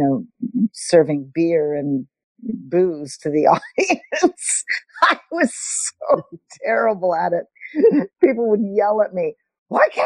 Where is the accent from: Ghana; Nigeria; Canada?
Canada; Montreal, Quebec; I grew up in Montreal